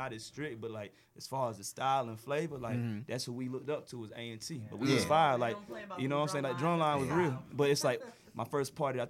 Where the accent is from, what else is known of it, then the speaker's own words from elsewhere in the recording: North Carolina, United States; I'm from Carolina, so it's like I've been going to see IAA since it was in Raleigh.